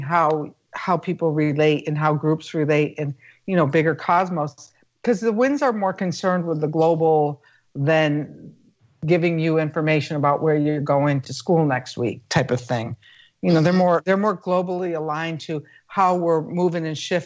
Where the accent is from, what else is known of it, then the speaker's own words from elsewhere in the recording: United States; being an American